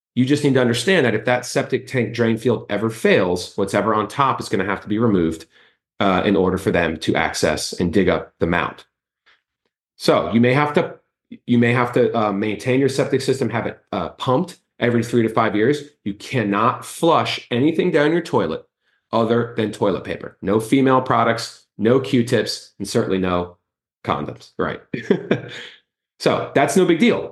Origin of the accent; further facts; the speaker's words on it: Miami, Florida, United States; now in Orlando, United States; I grew up in Miami, I'm from Kendall